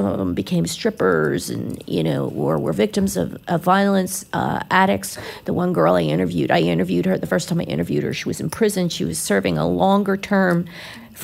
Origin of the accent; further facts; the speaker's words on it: Philadelphia, Pennsylvania, United States; now in Florida, United States; I grew up in Philly